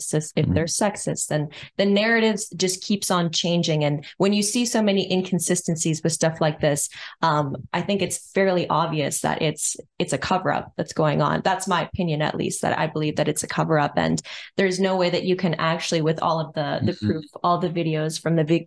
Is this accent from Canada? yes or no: yes; Western Canada, Canada; born and raised in the West